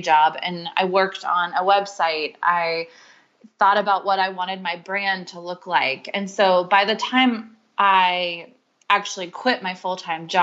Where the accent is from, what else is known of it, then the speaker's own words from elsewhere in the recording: Charleston, South Carolina, United States; moved away; I grew up in Charleston, South Carolina, and that's where they still live